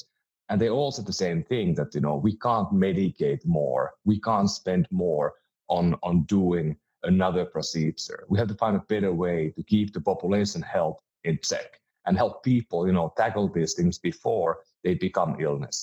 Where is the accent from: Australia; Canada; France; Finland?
Finland; moved away as an adult; now in United States; I'm from Finland and moved to the US about 16 years ago.